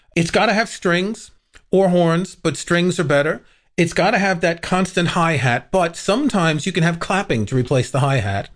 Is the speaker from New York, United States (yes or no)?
yes; New York City, New York, United States; I grew up in Queens, New York